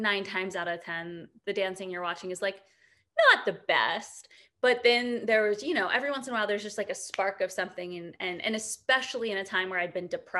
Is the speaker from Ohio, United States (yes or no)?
yes; Ohio, United States; moved away as an adult; also born or lived in New York; I'm from Ohio